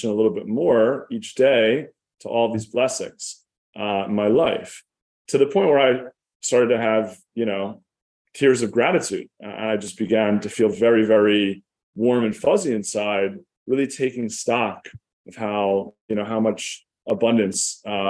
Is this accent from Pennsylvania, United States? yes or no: yes; Philadelphia, Pennsylvania, United States; I grew up in Philadelphia, in an upper middle class suburb